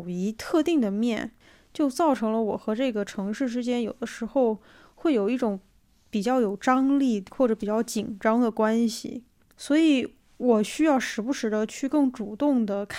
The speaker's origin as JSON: {"language": "Chinese", "region": "South China", "country": "China", "lives_now": "Beijing, China", "said": "作为一个南方人，我确实很少见到这么空的马路，嗯，没有便利店，没有街边的店子。"}